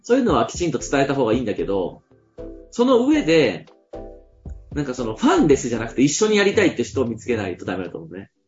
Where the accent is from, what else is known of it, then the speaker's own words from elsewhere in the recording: Fukui, Japan; 僕、地元の福井でも